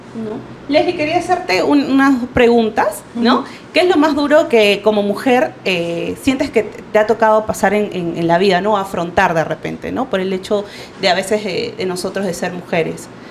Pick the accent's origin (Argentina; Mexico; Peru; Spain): Peru; Lima; yo eh, soy de Villa El Salvador